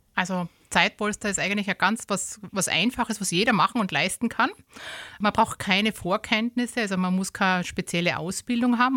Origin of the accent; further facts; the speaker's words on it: Styria, Austria; bei uns in der Steiermark